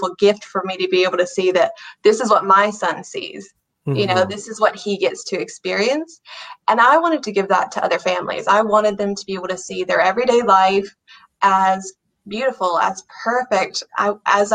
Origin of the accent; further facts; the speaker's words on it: United States; moved away as an adult; now in Ireland; I'm from America originally, I've lived in Ireland for about 8 years now